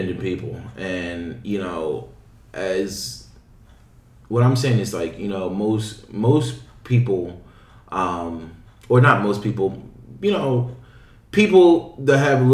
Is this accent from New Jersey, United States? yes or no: yes; New Jersey, United States; moved away as an adult; now in Shanghai, China; I grew up in New Jersey